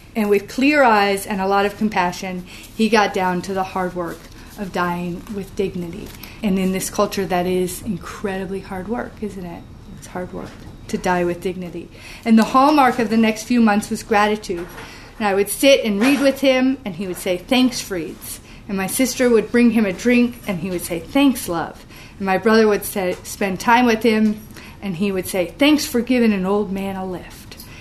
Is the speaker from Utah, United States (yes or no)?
no; New London, Connecticut, United States; in my hometown of uh, New London, Connecticut